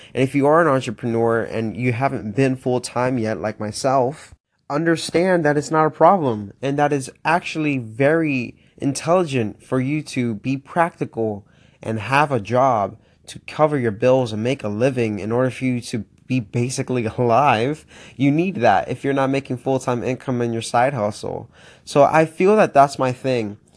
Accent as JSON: {"language": "English", "region": "Florida", "country": "United States", "tie": "born or raised there", "also_born_or_lived": "Miami", "moved": "as an adult", "lives_now": "Pittsburgh, United States", "said": "born and raised in Florida, twenty-one years."}